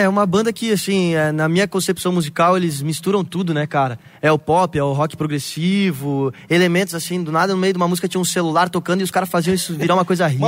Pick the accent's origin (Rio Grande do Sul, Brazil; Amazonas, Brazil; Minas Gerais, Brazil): Rio Grande do Sul, Brazil; do Rio Grande do Sul, que foi da onde eu cresci